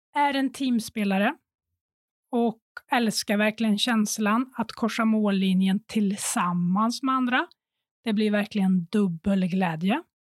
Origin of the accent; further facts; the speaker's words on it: Sunne, Värmland, Sweden; moved away; Jag var hemma i Värmland, i Sunne, och hade pluggat